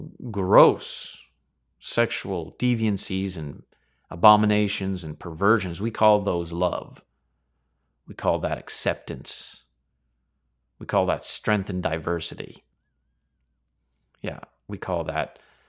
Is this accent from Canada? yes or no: yes; Canada; me here as a Canadian in Chinada